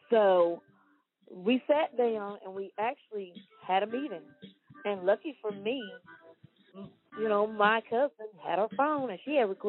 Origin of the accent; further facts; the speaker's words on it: Wortham, Texas, United States; I grew up in Wortham. I graduated from Wortham.